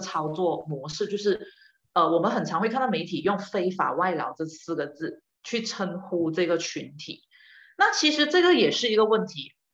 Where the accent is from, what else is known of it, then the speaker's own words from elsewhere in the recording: Malaysia; 我们马来西亚人